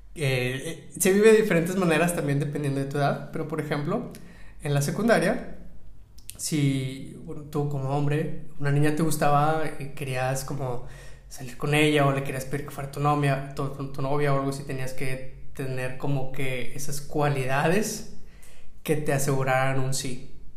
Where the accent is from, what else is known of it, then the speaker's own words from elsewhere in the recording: Monterrey, Nuevo León, Mexico; yo crecí en Monterrey, en el norte de México